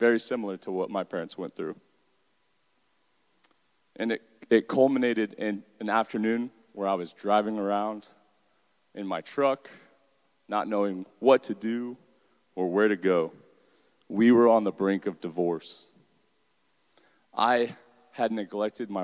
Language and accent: English; Deltona, Florida, United States; I'm a product of Volusia County Schools. I grew up in Deltona